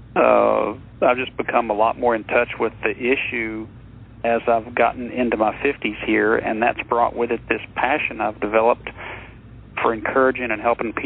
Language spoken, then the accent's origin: English; Texas, United States; growing up in Texas down here